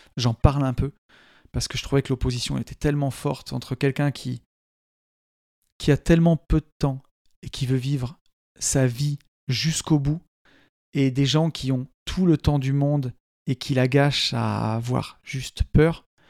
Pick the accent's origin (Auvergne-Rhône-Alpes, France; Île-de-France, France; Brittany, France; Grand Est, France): Auvergne-Rhône-Alpes, France; Saint-Étienne area; en tant que Stéphanois, hein, c'est un pays de mines